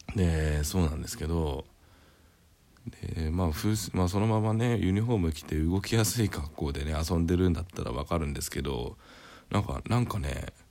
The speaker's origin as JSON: {"language": "Japanese", "region": "Greater Tokyo Area", "country": "Japan", "tie": "born or raised there", "said": "僕の地元は結構そういう公園があってですね割と都心部にある都心部っつうかまあ 首都圏にある割にはあるんですよね"}